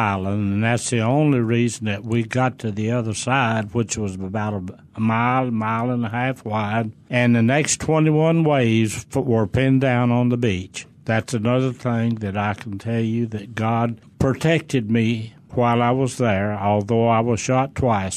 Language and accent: English; Stone County, Arkansas, United States; I grew up in Stone County, Arkansas. The county seat was Mountain View